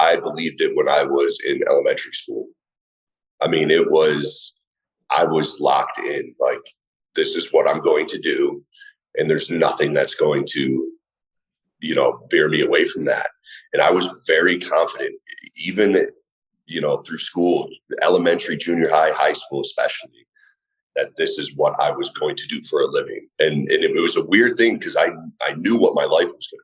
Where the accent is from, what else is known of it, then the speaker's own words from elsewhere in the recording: Middlefield, Ohio, United States; also born or lived in Willoughby, Ohio; born and raised about 40 minutes east of Cleveland in a little town called Middlefield